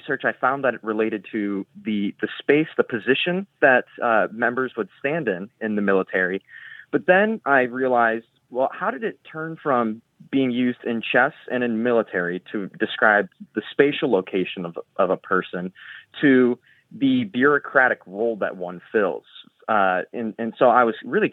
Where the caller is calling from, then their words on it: Columbia, Missouri, United States; I'm calling from Columbia, Missouri.